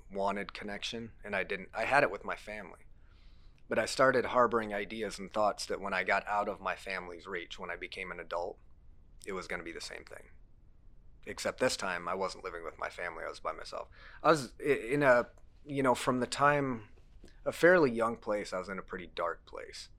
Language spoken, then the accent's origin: English; Cedar Rapids, Iowa, United States; also born or lived in Lamont, Iowa; I was born in this area. I was born in Mercy Hospital. I've been here all my life